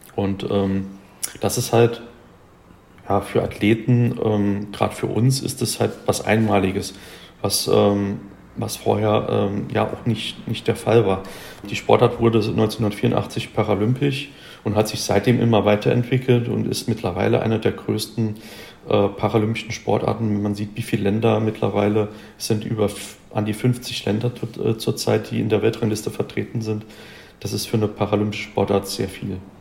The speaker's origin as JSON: {"language": "German", "country": "Germany", "said": "bei uns in Deutschland"}